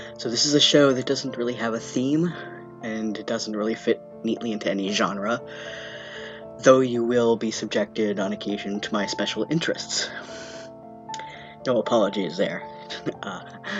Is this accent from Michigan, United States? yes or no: no; Vermont, United States; I was born and raised in Vermont from a family of longtime Vermonters from before statehood.